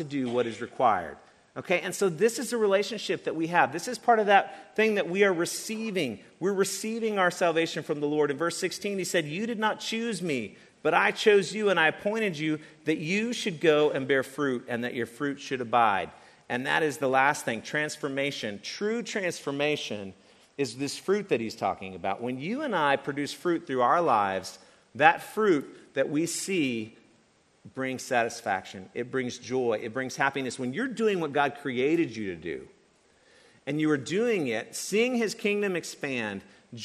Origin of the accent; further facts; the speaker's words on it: East Tennessee, United States; moved away; I grew up in East Tennessee in a small town